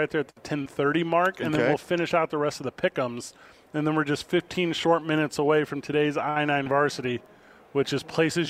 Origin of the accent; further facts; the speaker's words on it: Illinois, United States; also born or lived in Washington; now in Albuquerque, United States; I grew up in Illinois.